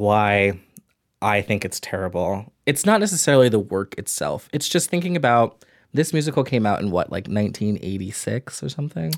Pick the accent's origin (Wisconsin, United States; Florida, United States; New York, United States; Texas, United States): New York, United States; New York City; also born or lived in Atlanta / Ithaca; I grew up in New York City, I lived in Atlanta for five years